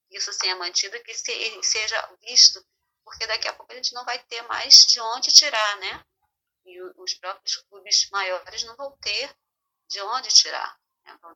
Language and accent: Portuguese; Nilópolis, Rio de Janeiro, Brazil; Bem, eu vou contar, então vou lá no remoto dos tempos, porque eu sou de Nilópolis